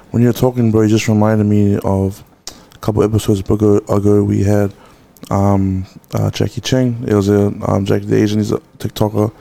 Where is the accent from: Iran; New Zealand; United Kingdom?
New Zealand; Auckland